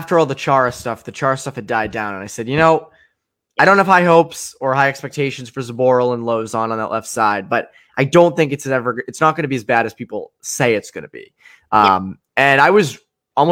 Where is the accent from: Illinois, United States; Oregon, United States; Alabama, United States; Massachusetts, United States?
Massachusetts, United States; near Boston, MetroWest; now in Amherst, United States; someone who grew up near Boston and Metro West growing up